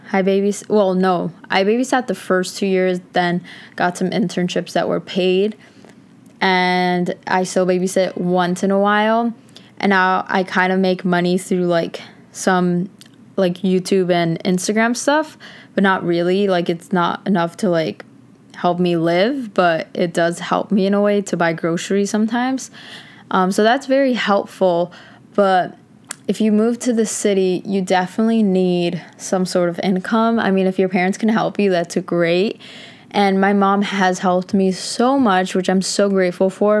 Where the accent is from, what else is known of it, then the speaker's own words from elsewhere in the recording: Connecticut, United States; moved away as an adult; now in New York City, United States; in Connecticut, where I'm from